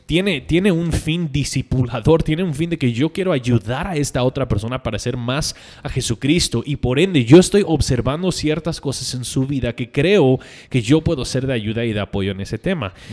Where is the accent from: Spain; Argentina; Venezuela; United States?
United States; now in Guatemala; para mí como gringo